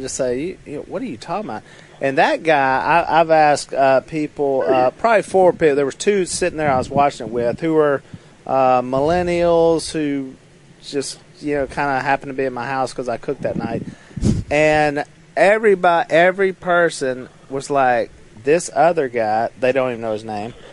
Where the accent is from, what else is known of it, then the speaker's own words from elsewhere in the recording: West Monroe, Louisiana, United States; I'm of course from West Monroe, Louisiana